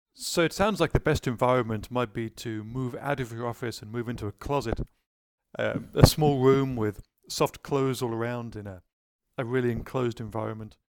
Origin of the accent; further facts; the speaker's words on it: United Kingdom; being British myself